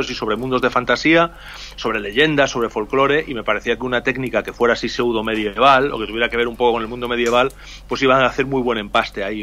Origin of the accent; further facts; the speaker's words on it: Salamanca, Castile and León, Spain; yo soy de Salamanca